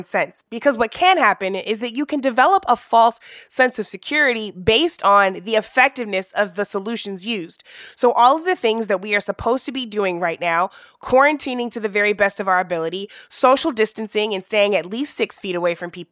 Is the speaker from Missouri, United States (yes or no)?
yes; Missouri, United States; my home state of Missouri